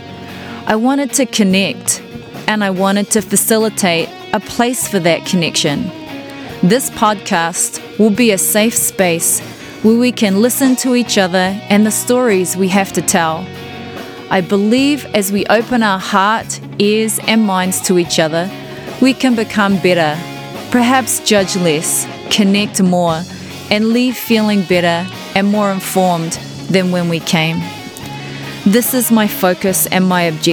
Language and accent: English; New Zealand; now in United States; I'm a Kiwi living in the USA. A Kiwi, as we like to call ourselves, is a person from New Zealand.